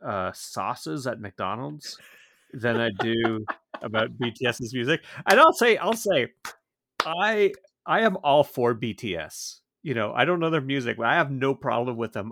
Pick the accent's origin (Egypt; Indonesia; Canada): Canada; Georgetown, Ontario; when I was growing, growing up in Georgetown